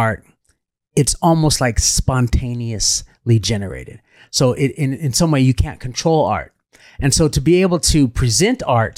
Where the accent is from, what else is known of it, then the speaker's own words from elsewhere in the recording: Los Angeles, California, United States; that's my hometown. Literally, I would walk to there, get lost there, and that's my hometown, beloved. But that's where I learned and became of age is in that community